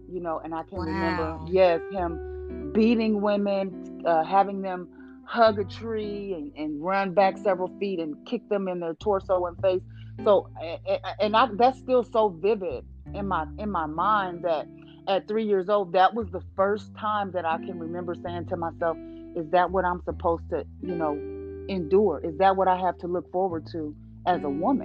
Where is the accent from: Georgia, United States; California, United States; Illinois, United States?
Illinois, United States; Springfield; I grew up in Illinois, in Springfield, Illinois, Midwest girl.